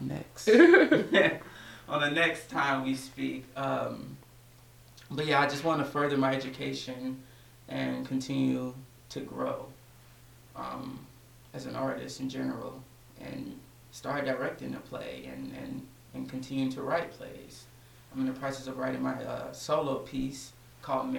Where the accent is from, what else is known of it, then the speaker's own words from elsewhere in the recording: DeSoto, Texas, United States; I'm 22 years old, and I'm from Dallas, Texas, specifically DeSoto.